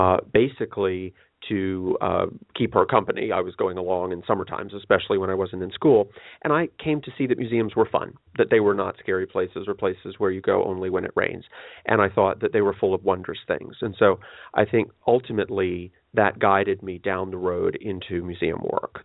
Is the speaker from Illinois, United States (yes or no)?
no; Washington, District of Columbia, United States; I came from Washington, D.C. That's my hometown. And I was the only child of two parents who were 40 when I was born.